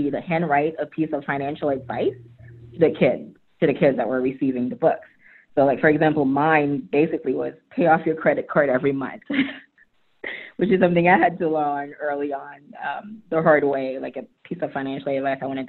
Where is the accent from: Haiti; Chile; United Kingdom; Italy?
Haiti; now in Atlanta, United States; I'm an immigrant. I was born and raised in Haiti. My parents moved to the U.S.